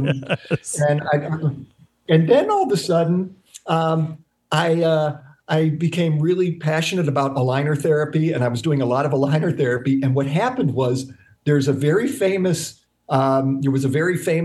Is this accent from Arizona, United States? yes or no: no; Dayton, Ohio, United States; In my hometown of Dayton, I would host courses on how to do orthodontics for the local dentists